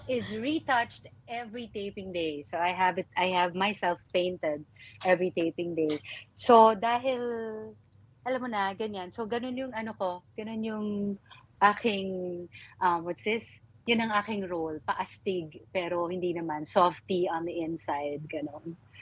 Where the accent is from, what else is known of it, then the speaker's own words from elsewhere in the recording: Marikina, Metro Manila, Philippines; moved away; also born or lived in Baguio; I grew up in Marikina